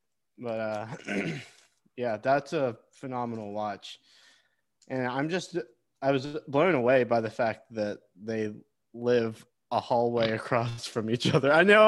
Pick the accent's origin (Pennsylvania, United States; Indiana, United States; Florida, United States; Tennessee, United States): Tennessee, United States; my home state of Tennessee